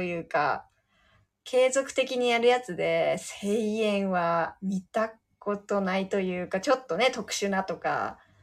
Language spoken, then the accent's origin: Japanese; Miyagi, Japan; moved away; 地元宮城の仙台ステーション